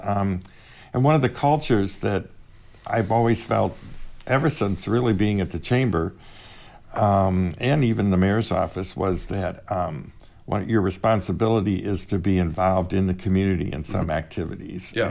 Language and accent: English; Fort Wayne, Indiana, United States; I grew up in Fort Wayne